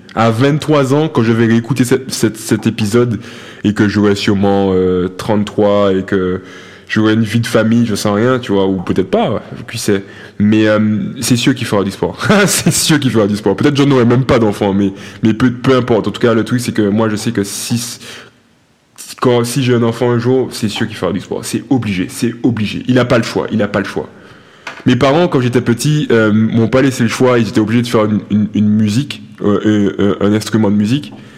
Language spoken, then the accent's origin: French; Martinique; moved away as an adult; quand j'ai quitté la Martinique, j'étais à euh, athlète de haut niveau